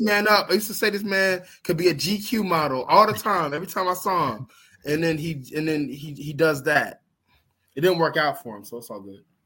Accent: Georgia, United States; here in my home state in Georgia

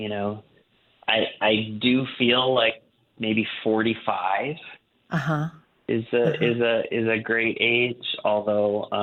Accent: Wisconsin, United States; growing up in Wisconsin

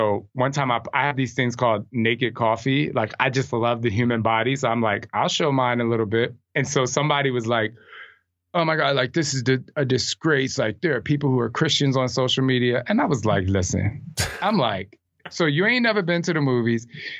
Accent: New Jersey, United States; I'm from Jersey.

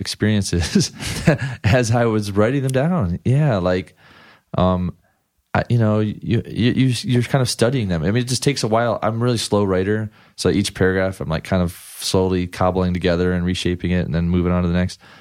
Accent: Ann Arbor, Michigan, United States; moved away as an adult; also born or lived in Ypsilanti, Michigan / Chicago / Washington, D.C. / New Mexico; now in Los Angeles, United States; I grew up in, like, Ypsilanti, Michigan, and Ann Arbor, Michigan

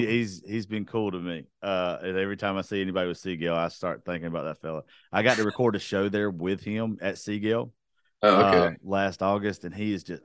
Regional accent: Georgia, United States; I'm from Georgia.

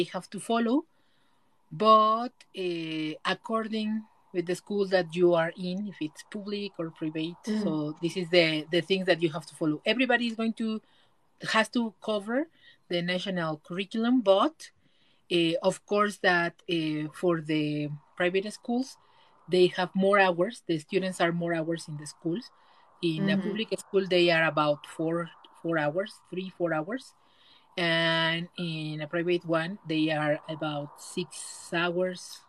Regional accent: Mexico; in Mexico, we have

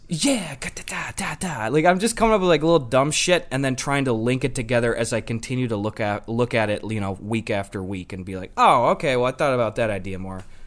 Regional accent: Wisconsin, United States; I'm a boy from Wisconsin

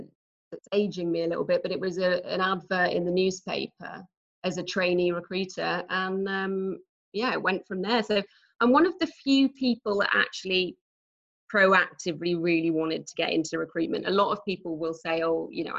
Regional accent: Norwich, East of England, United Kingdom; moved away as an adult; now in Texas, United States; As you can probably tell from my accent, I'm not a native Texan. Yes. And so I actually come from quite a small city in the UK called Norwich.

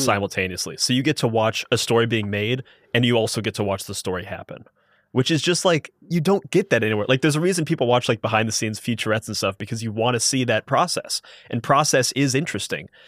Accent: Columbus, Ohio, United States; I'm from Columbus, Ohio

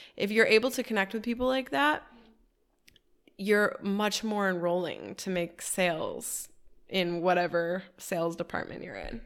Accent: Detroit, Michigan, United States; now in Miami, United States; Detroit. That's my hometown.

